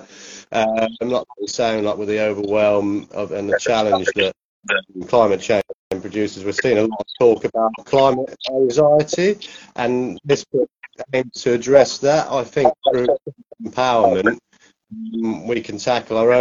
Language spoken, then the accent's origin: English; Norwich, East of England, United Kingdom; I'm from Norwich